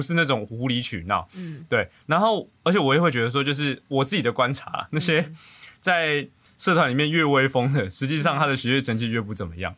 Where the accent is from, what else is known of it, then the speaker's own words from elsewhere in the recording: northern Taiwan, Taiwan; 我是北部人